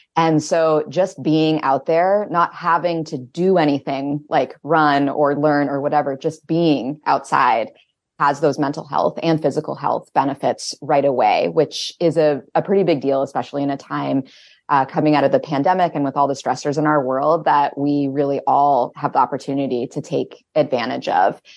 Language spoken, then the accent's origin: English; Winterport, Maine, United States; I grew up in Winterport, just south of Bangor